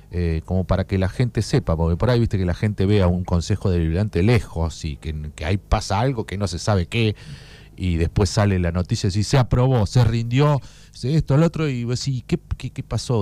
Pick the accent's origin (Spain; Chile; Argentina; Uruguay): Argentina; Puan, Buenos Aires Province; yo soy de Puan